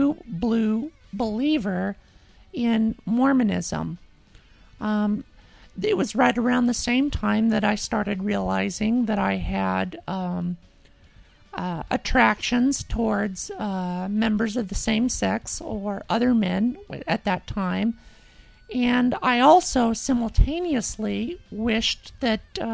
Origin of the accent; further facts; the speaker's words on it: Utah, United States; I was born and raised in Utah.